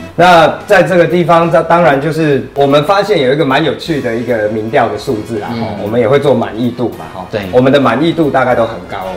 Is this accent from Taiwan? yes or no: yes; Taiwan; 我们台湾人带小孩很辛苦